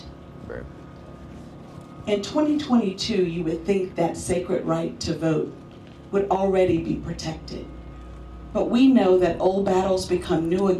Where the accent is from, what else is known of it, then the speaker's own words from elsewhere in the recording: Selma, Alabama, United States; growing up here in Selma, Alabama